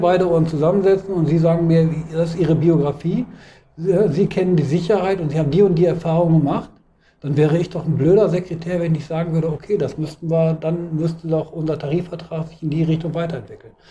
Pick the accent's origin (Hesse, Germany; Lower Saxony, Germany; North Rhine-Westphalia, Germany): Lower Saxony, Germany; Hanover; ich komme aus Hannover